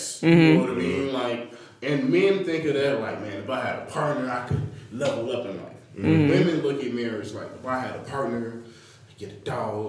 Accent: Chicago, Illinois, United States; I'm from Chicago.

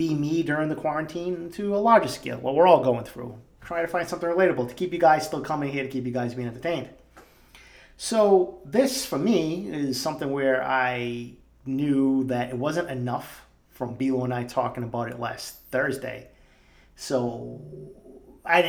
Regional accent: Boston, Massachusetts, United States; growing up in East Boston

